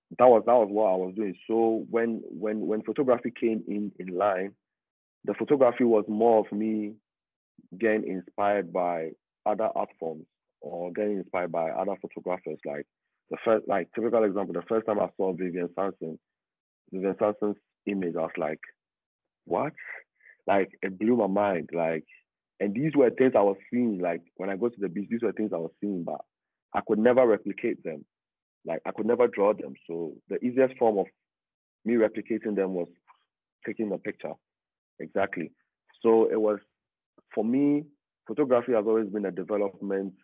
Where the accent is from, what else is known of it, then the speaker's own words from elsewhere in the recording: Accra, Greater Accra, Ghana; I was born in Accra, the capital city, in a suburban area called Makati Hills